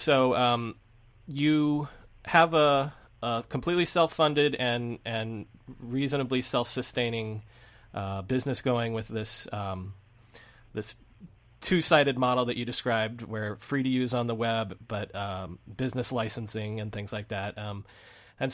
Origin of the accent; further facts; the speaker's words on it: New York, United States; So as a New Yorker myself, I'm curious to know what was the startup scene or the tech scene like in New York City?